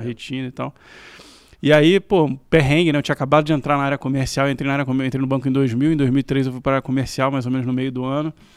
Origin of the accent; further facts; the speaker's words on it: Rio de Janeiro, Brazil; Eu sou carioca da Tijuca